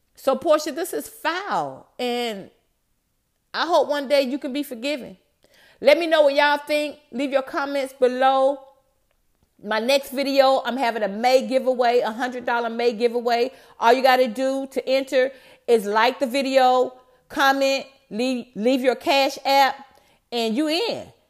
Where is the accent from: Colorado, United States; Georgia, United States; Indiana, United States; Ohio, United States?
Georgia, United States; Atlanta; I'm from Atlanta